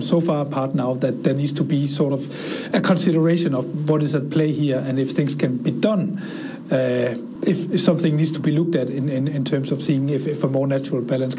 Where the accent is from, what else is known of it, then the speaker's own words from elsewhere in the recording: Denmark; moved away as an adult; now in China; I'm from Denmark.